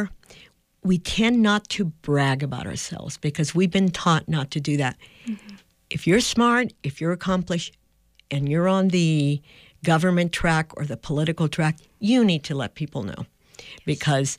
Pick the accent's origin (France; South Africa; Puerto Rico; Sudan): Puerto Rico; San Juan; moved away as an adult; also born or lived in New Mexico; I grew up in Puerto Rico